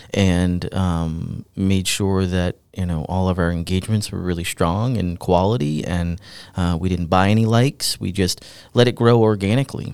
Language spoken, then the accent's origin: English; the Seacoast, New Hampshire, United States; I'm from the Seacoast, uh, originally.